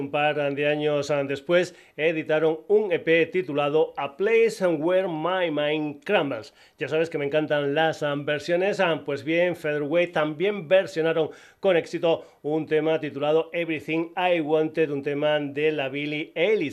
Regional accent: Badajoz, Extremadura, Spain

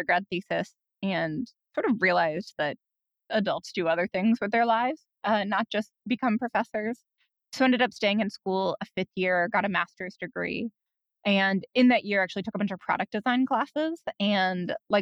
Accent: Iowa City, Columbus, Ohio, Midwest, United States; I grew up in Midwestern college towns, Iowa City, and then Columbus, Ohio.

